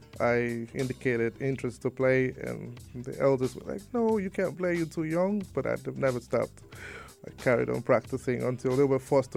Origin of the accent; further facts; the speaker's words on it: Nigeria; also born or lived in South Africa; now in United Arab Emirates; I'm from Nigeria.